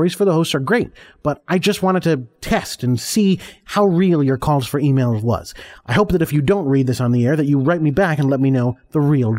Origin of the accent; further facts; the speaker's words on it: Binghamton, New York, United States; accent: Binghamton accent; Well, I'm from Binghamton, so I guess it's a Binghamton accent.